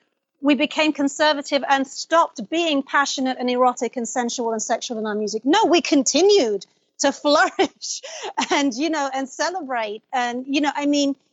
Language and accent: English; London, United Kingdom; also born or lived in Baghdad, Iraq; I was raised in London. I mean, I was born in Baghdad, but I was 2.5 when I left.